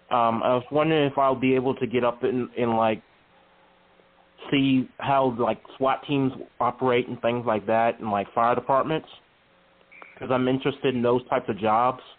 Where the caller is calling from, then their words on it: Charlottesville, Virginia, United States; I'm calling from Charlottesville, Virginia.